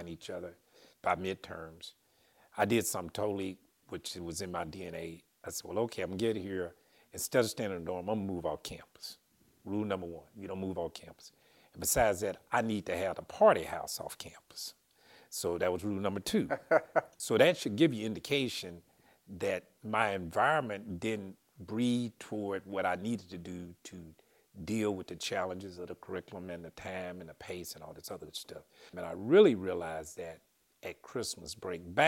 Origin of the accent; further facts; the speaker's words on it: Pine Bluff, Arkansas, United States; I grew up in Pine Bluff, Arkansas